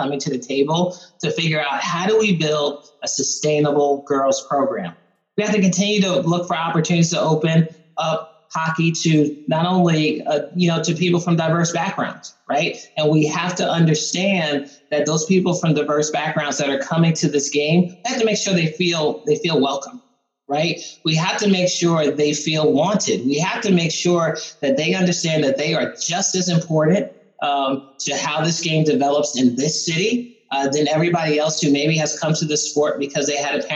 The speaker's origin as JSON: {"language": "English", "region": "East Coast", "country": "United States", "tie": "born or raised there", "moved": "yes", "lives_now": "Columbus, United States", "said": "I grew up on the East Coast"}